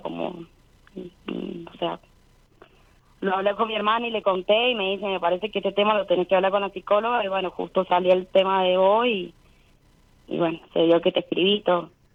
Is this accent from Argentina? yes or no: yes; Rivadavia, Mendoza, Argentina; Soy de Mendoza, Rivadavia